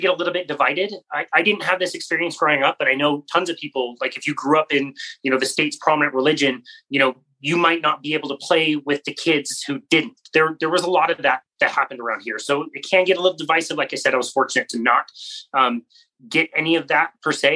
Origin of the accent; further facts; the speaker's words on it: Utah, United States; a 19-year-old white kid from Utah